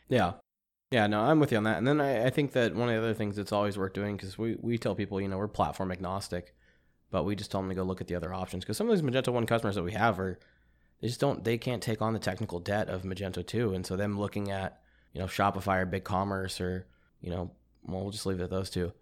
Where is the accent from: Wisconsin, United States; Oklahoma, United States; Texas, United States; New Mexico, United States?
Texas, United States; East; born or raised there; moved away